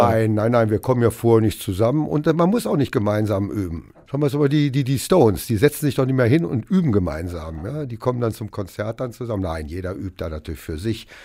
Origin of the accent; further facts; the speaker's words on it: Hameln, Lower Saxony, Germany; Der kommt aus Hannover und ich komme eben aus Hameln.